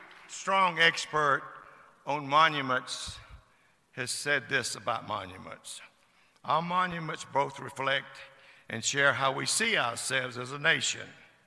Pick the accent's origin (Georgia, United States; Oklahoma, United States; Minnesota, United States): Georgia, United States; my home state of Georgia